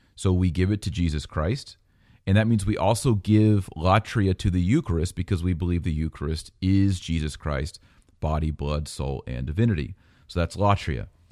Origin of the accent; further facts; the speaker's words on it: United States; I'm an American